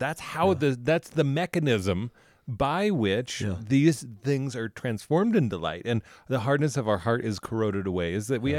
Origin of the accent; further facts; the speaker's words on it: Denver, Colorado, United States; I grew up in Denver